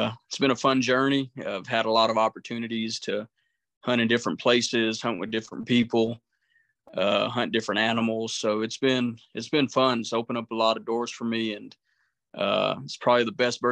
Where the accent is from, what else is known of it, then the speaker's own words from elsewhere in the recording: New Mexico, United States; moved away as an adult; now in Tucson, United States; I'm originally from New Mexico, a small town of about 3,500 people. So I grew up what we call the boonies out in the desert